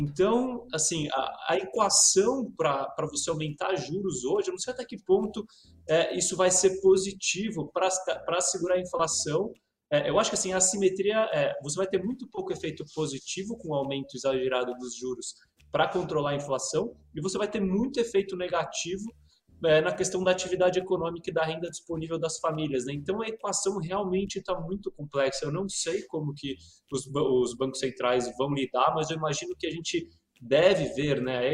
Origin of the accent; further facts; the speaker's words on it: Brazil; como brasileiro